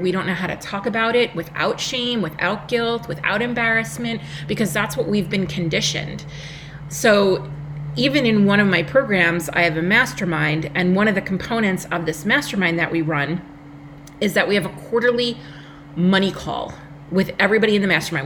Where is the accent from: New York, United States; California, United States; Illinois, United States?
New York, United States; Long Island; accent: New York; if you cannot tell by my accent, I am a New Yorker from Long Island, New York